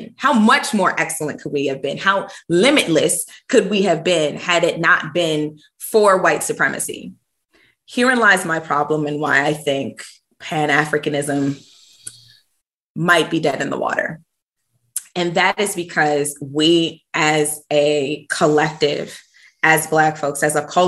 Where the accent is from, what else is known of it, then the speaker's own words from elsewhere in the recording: New York, United States; growing up in New York